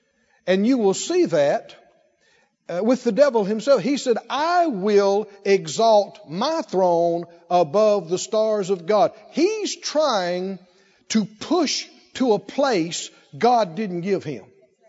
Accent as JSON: {"language": "English", "region": "the South", "country": "United States", "tie": "born or raised there", "said": "Heard this growing up in the South."}